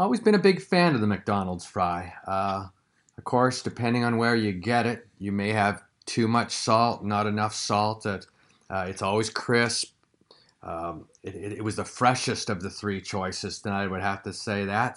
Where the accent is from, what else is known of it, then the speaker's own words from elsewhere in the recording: Canada; moved away; growing up in Canada within the sixties